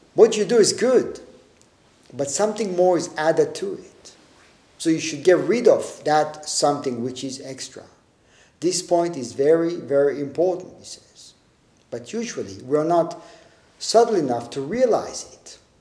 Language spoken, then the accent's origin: English; Tel Aviv, Tel Aviv District, Israel; also born or lived in a village surrounded by orange groves; when I was in eighth grade, we moved from Tel Aviv, from the city, to a small, a smaller village surrounded by orange groves.